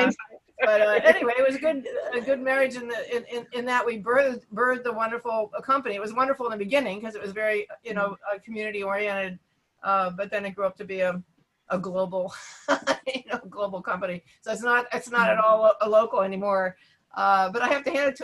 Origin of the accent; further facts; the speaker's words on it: Pittsburgh, Pennsylvania, United States; I grew up in Pittsburgh too